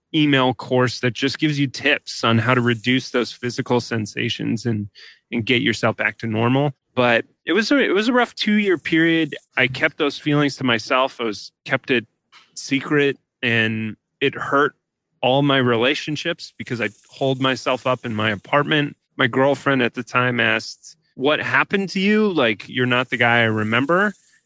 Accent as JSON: {"language": "English", "town": "Highlands Ranch", "region": "Colorado", "country": "United States", "tie": "born or raised there", "also_born_or_lived": "San Francisco", "moved": "as an adult", "said": "I grew up in Colorado in a city called Highlands Ranch. It's 20 minutes south of Denver"}